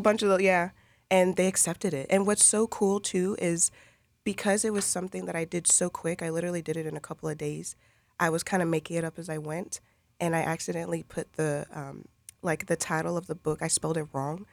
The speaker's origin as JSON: {"language": "English", "town": "Lakeland", "region": "Florida", "country": "United States", "tie": "born or raised there", "said": "I grew up here in Lakeland."}